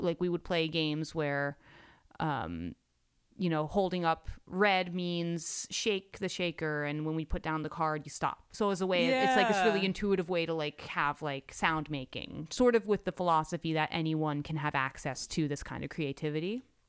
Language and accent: English; New York City, New York, United States; I grew up in New York City